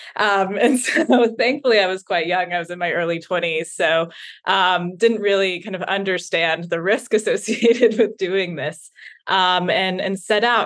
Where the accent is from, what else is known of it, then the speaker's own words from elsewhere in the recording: the South, United States; I grew up in the South